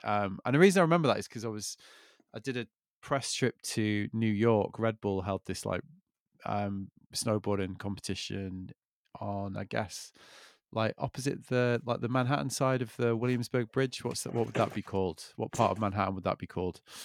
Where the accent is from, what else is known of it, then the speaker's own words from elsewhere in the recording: United Kingdom; I'm British